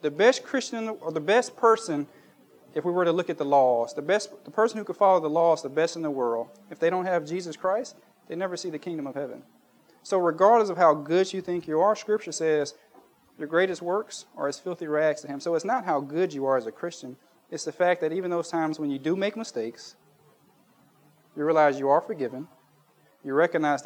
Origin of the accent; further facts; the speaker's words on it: United States; moved away; when I was a kid growing up in Baptist church in the United States